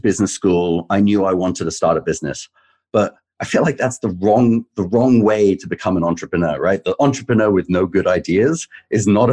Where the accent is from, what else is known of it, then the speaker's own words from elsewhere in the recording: England, United Kingdom; moved away as an adult; also born or lived in London; now in United States; I grew up in England. I worked in London